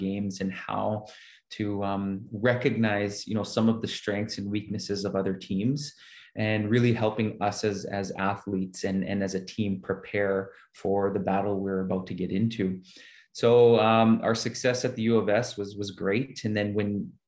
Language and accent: English; Saskatoon, Saskatchewan, Canada; the community that I grew up here in Saskatoon